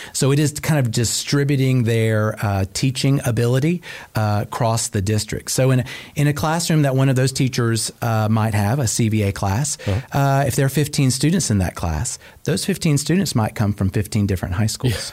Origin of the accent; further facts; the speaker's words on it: Cobb County, Georgia, United States; I'm actually a proud Cobb County native, oh. uh, born and raised right here